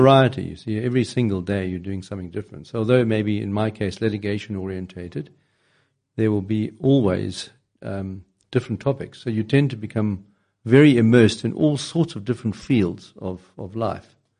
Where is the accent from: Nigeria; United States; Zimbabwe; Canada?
Zimbabwe; moved away as an adult; I was born in Zimbabwe. I did some training there